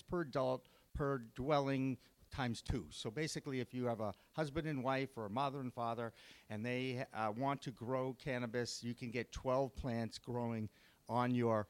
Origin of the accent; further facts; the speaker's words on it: Massachusetts, United States; my home state